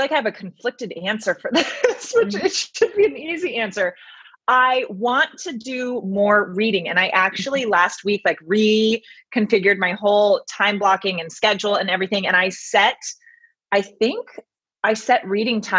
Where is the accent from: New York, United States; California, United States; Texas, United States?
California, United States; Bay Area, Sonoma County, Northern; moved away as an adult; also born or lived in Santa Barbara, California; now in Los Angeles, United States; I grew up in the Bay Area. So Northern California, Sonoma County area